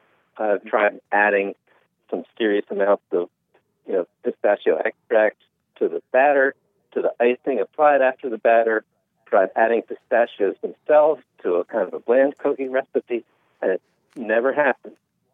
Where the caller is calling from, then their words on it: Pennsylvania, United States; I'm calling from, I'm near Philadelphia right now.